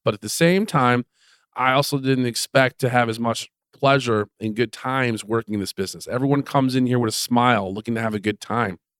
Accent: Detroit area, Michigan, United States; they settled in Detroit area

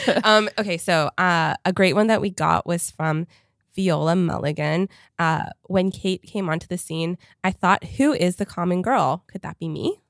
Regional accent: Canada; moved away; I grew up in Canada

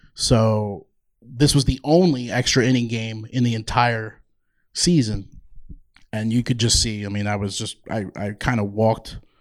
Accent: Toms River, New Jersey, United States; moved away as an adult; also born or lived in Georgia; now in Boise, United States; I was born in Toms River, New Jersey. Um, so depends on certain words. You might see that accent pop out from time

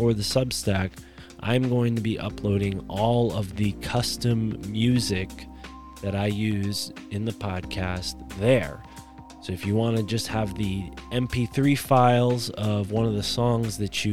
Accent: Connecticut, United States

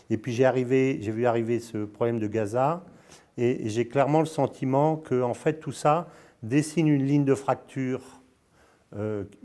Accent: Dolisie, Republic of the Congo; born there; also born or lived in Senegal / Morocco / Spain / Brazil; D'abord, je suis né, je suis né au Congo, hein, à Dolisie, je ne sais pas si tu connais, à côté de, Bra à côté de voilà. j'ai vécu au Sénégal, au Maroc, en Espagne, au Brésil.

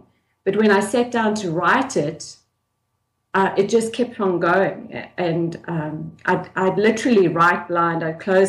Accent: South Africa; I grew up in South Africa in the 1970s and the 1980s

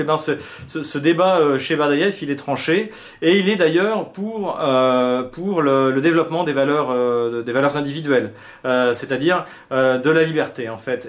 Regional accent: France; en tant que Français

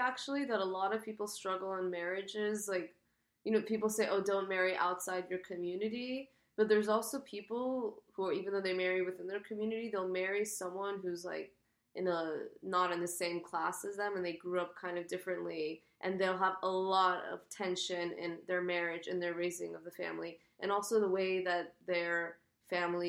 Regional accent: United States; I'm American

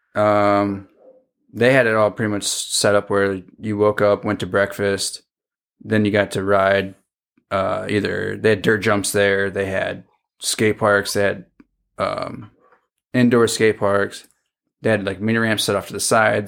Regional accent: Fremont, Michigan, United States; moved away as an adult; also born or lived in Milwaukee; born and raised in Fremont, Michigan.

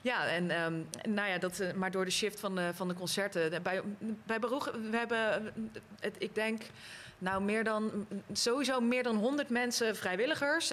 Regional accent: Rotterdam, South Holland, Netherlands; Ik kom uit Rotterdam

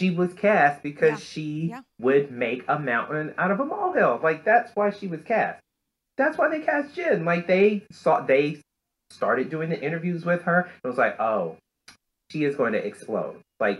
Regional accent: the South, United States; I grew up in Black churches in the South with people who would put their little money in the envelopes.

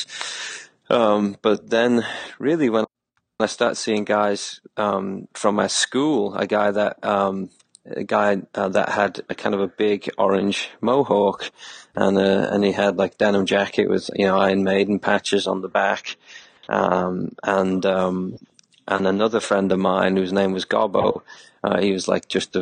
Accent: Liverpool, North West England, United Kingdom; I grew up in Liverpool

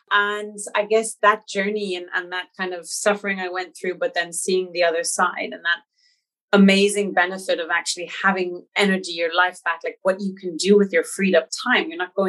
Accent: New York, United States; born there; So I was born in New York, and I was born to a German father who had been living 12 years in Central America.

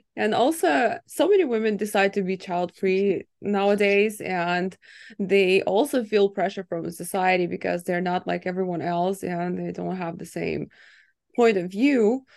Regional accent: Ukraine; moved away; I was born in Ukraine, and everyone got married early there.

